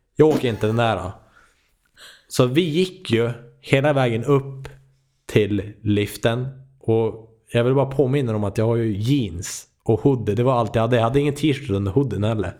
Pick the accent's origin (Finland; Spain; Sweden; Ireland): Sweden; jag är från Sverige